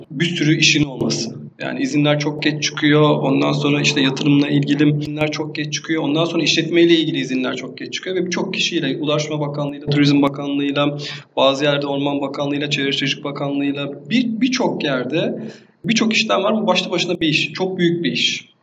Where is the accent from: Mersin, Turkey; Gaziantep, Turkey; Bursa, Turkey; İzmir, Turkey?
Mersin, Turkey; Erdemli; 1982 e, yılında Mersin'in küçük bir deniz kasabası olan Erdemli ilçesinde doğdum